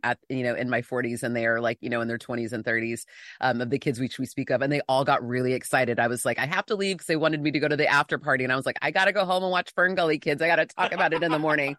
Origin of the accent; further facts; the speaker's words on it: San Diego, California, United States; moved away as an adult; now in Los Angeles, United States; I'm in L A now, but I grew up in San Diego